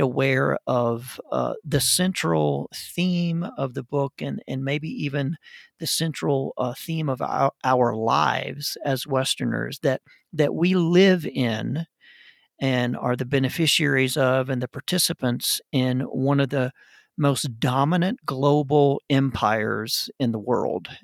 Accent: United States; my identity as an American

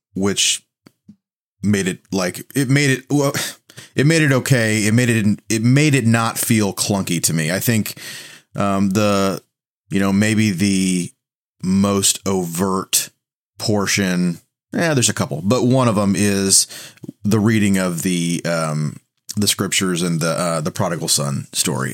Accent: the Bible Belt, United States; I'm from the Bible Belt

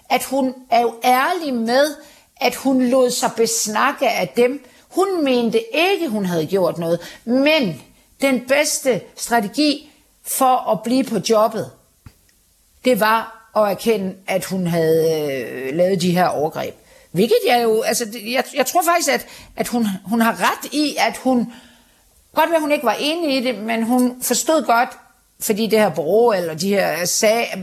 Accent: Denmark; eller jeg ved ikke, om jeg er en almindelig dansker, det er jeg vel forhåbentlig

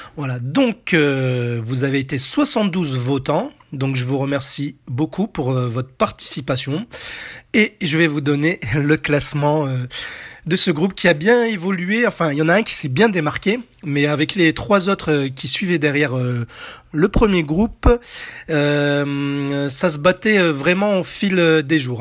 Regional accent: France; chez nous en France

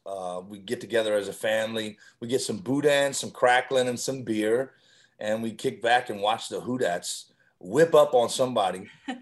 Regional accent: Carencro, Louisiana, United States; I'm from Lafayette Parish. I'm from a little town called Karen Crow, just on the north side of Lafayette.

